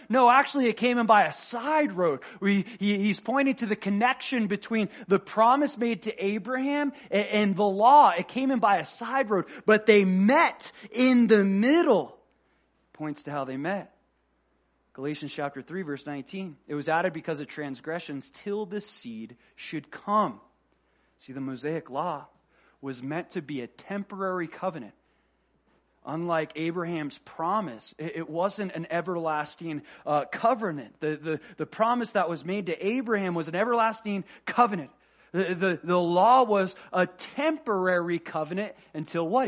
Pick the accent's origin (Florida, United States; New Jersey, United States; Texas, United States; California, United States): Florida, United States; I'm from Florida.